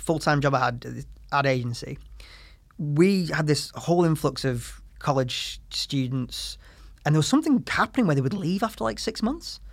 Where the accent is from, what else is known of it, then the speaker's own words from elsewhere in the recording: the north of England, United Kingdom; grew up in the north of England in the nineties and two thousands